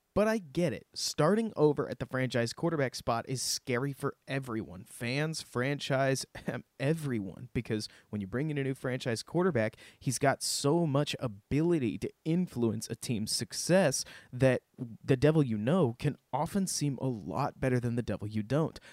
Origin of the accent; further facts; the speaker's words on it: Dallas, Texas, United States; I grew up in Dallas, Texas